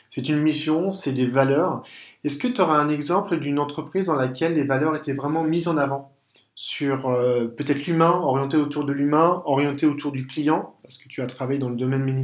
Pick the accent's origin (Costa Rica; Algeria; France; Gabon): France; accent: French; excusez-moi avec mon French accent.